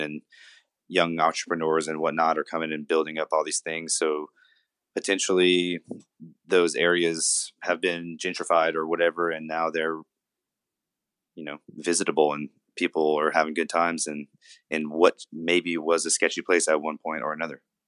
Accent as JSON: {"language": "English", "region": "Louisiana", "country": "United States", "tie": "born or raised there", "said": "I'm from Louisiana. I was born in a smaller town about forty-seven miles southwest of here."}